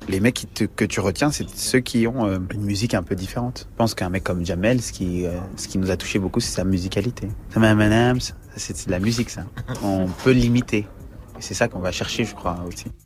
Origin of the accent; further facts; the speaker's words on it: France; nous, en tant que Français